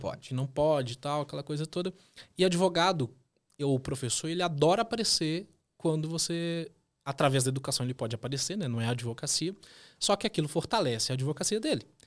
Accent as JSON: {"language": "Portuguese", "region": "northern Minas Gerais", "country": "Brazil", "also_born_or_lived": "Londrina, Paraná", "moved": "as an adult", "lives_now": "Curitiba, Brazil", "said": "vim lá do norte de Minas Gerais para poder estudar em Londrina, norte do Paraná, fazer a faculdade"}